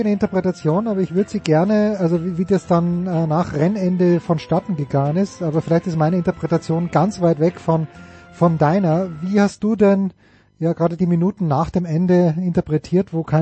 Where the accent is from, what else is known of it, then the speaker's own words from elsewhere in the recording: Austria; ich als Österreicher hätte das so geregelt